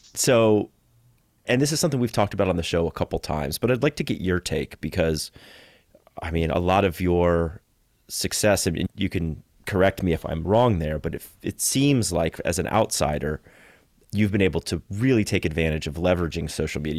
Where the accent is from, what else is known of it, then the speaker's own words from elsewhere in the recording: Florida, United States; also born or lived in Costa Rica; Growing up as a surfer in Florida and just hating that I was born in Florida